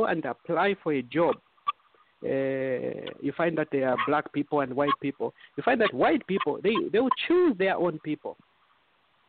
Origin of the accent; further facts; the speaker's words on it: Eastern Province, Zambia; now in United States; we are all Zambians. We come from Zambia